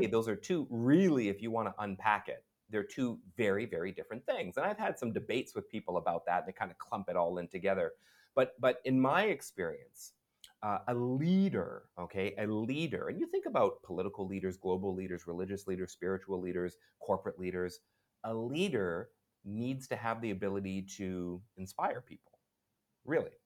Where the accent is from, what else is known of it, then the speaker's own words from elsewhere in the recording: Vancouver, British Columbia, Canada; moved away as an adult; also born or lived in Montreal / Ottawa; now in Singapore; I'm from Vancouver, and I lived in Montreal, I lived in Ottawa.